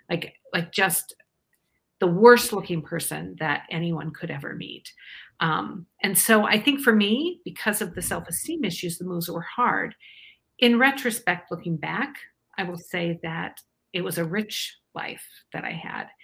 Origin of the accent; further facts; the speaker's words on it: Iowa, United States; Um, I'm actually from Iowa originally.